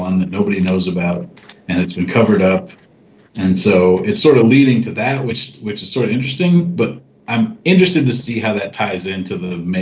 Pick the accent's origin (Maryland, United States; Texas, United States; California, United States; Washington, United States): California, United States; Los Angeles; my hometown of Los Angeles